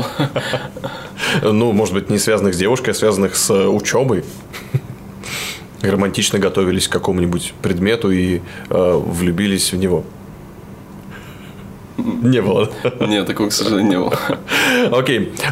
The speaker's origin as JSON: {"language": "Russian", "region": "Novosibirsk Oblast", "country": "Russia", "tie": "born or raised there", "said": "Я родился в Новосибирской области."}